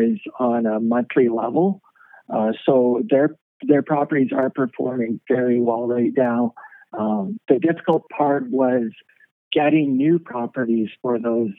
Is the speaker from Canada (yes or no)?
yes; Kelowna, British Columbia, Canada; I grew up in Kelowna